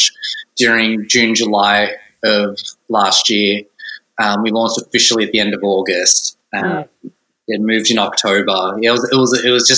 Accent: Melbourne, Victoria, Australia; moved away as an adult; now in Glasgow, United Kingdom; I'm from Melbourne, which is like a very big, it's a big city, like geographically it's massive

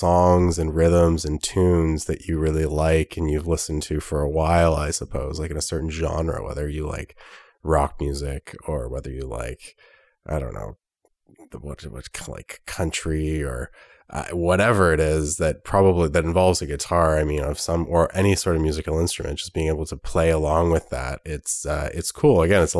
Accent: Ottawa, Ontario, Canada; I'm from Ottawa. I work for the Government of Canada.

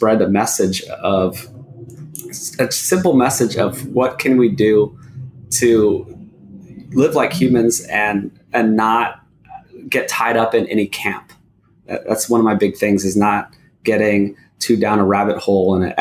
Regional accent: Hawaii, United States; moved away; also born or lived in Los Angeles, California; I grew up in Hawaii

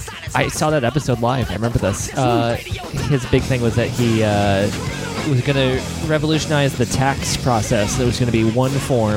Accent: upstate New York, United States; somebody who is also from upstate and naturally very nasally

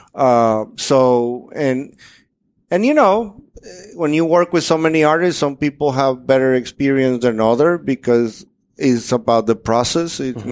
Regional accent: Dominican Republic; moved away as an adult; now in United States; I'm from Dominican Republic, a completely different place

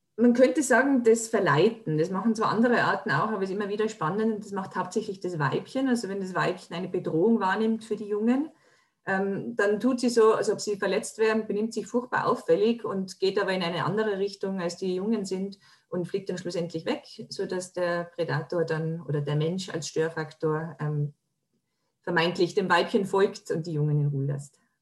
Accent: Tyrol, Austria; Bei uns in Tirol, wo ich herkomme

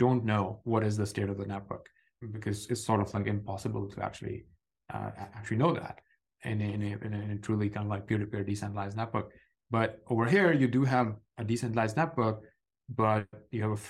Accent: Pakistan; growing up in Pakistan in the late 90s

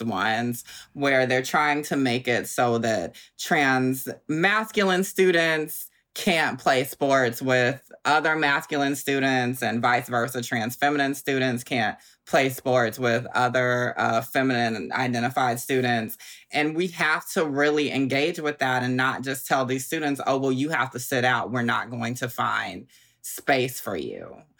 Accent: Augusta, Georgia, United States; now in Brooklyn, United States; I'm from Augusta, Georgia, like you said, Southern girl

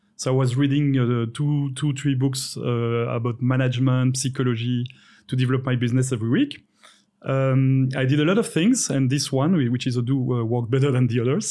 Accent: Belgium; moved away as an adult; now in Gandhinagar, India; I come from Belgium

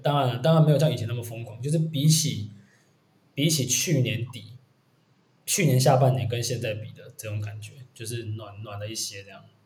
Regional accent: southern Taiwan, Taiwan; now in Taipei, Taiwan; 我是北漂嘛，诶，我们都是北漂。对，我们都是南部人。我是竹漂

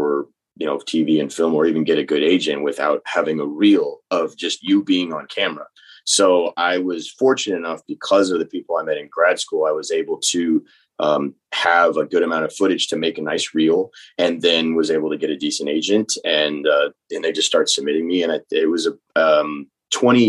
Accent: North Texas, United States; now in New Orleans, United States; I grew up in North Texas

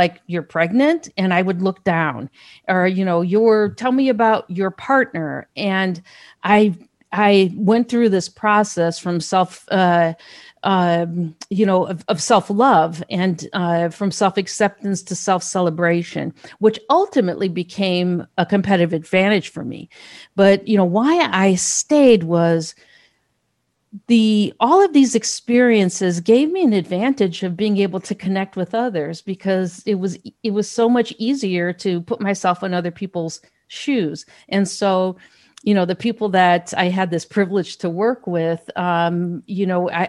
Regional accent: Gary, Indiana, United States; I grew up in Gary, Indiana.

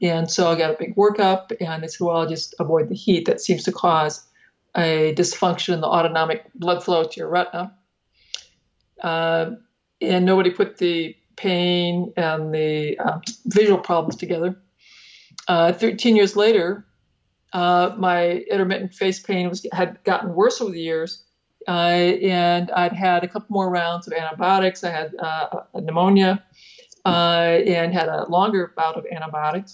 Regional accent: Northeast Iowa, United States; I grew up in Northeast Iowa on a family farm.

